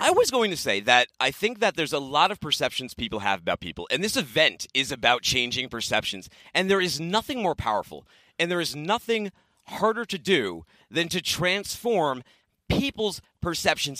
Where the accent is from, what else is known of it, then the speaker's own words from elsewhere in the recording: Boston, Massachusetts, United States; moved away; I'm from Boston